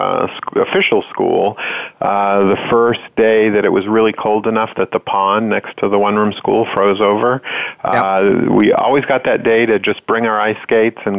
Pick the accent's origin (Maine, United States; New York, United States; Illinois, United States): Maine, United States; I grew up in Maine, and it wasn't a log cabin, but it was a farmhouse